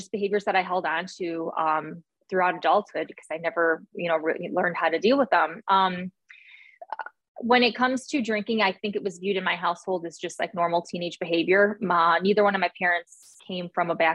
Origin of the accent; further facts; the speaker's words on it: Northwest Indiana, United States; moved away as an adult; also born or lived in Arizona; now in Alabama, United States; I grew up in Northwest Indiana